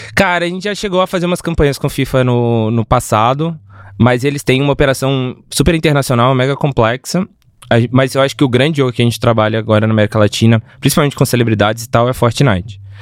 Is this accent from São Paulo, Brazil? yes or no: no; Minas Gerais, Brazil; eu sou mineiro, né? Eu sou de uma cidade do lado de Belo Horizonte